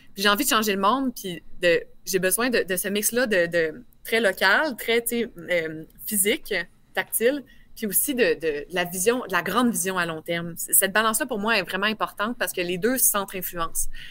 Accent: Quebec City, Quebec, Canada; J'ai un bon accent. Je viens de Québec.

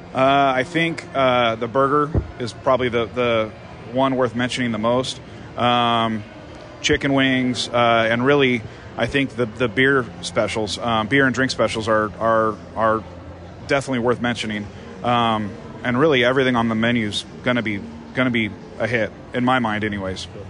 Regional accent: Las Vegas, Nevada, United States; born and raised in Vegas

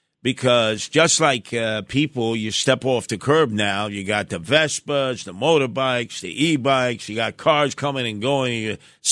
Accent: New York City, New York, United States; the house that I was raised in Canarsie.

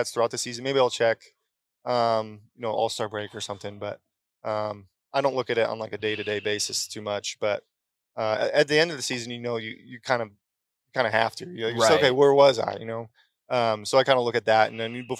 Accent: Connecticut, United States; I grew up in Connecticut

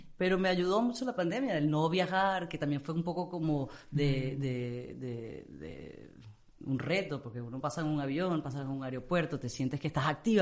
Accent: Amazonas, Venezuela; also born or lived in England; now in Miami, United States; crecí en el Amazonas, entonces yo, los únicos seres humanos que estaban, aparte de mi papá, mi mamá y mis hermanos, eran los nativos que estaban a tres horas en una curiaria del otro lado de la serranía de Maigualida

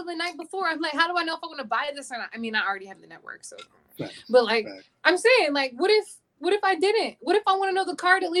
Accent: right outside of Philadelphia, New Jersey, United States; I'm from South Jersey. I grew up right outside of Philadelphia

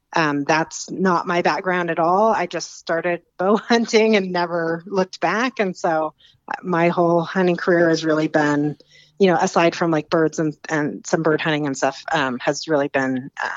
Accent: Alaska, United States; I was born and raised in Alaska, and have lived up there most of my life, and just recently relocated in just the last few years down to northern Arizona.

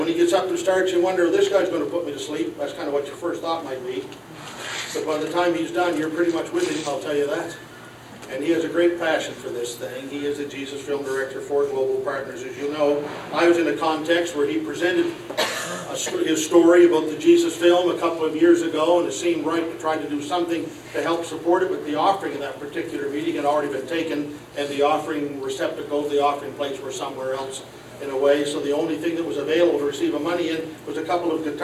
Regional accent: Nova Scotia, Canada; moved away as an adult; also born or lived in Alabama; I moved from Nova Scotia to Alabama.

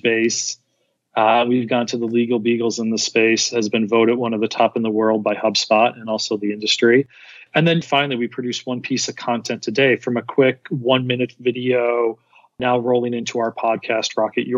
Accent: Scranton, Pennsylvania, United States; also born or lived in Philadelphia; I'm from Philly originally, actually Scranton

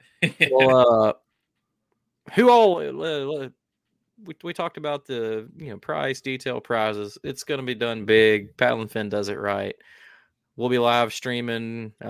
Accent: Tennessee, United States; I'm going to have to claim that I'm from Tennessee.

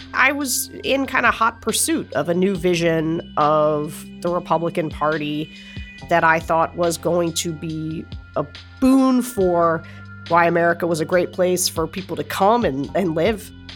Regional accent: Pennsylvania, United States; I'm from Pennsylvania

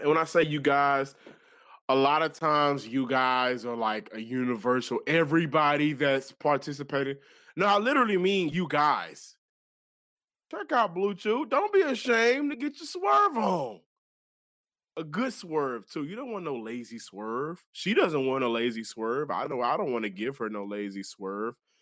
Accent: Houston, Texas, United States; I'm from Houston.

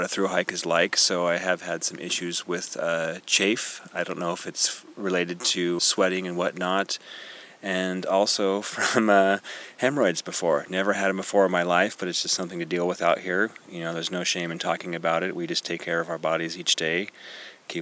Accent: Eugene, Oregon, United States; I am from Eugene, Oregon.

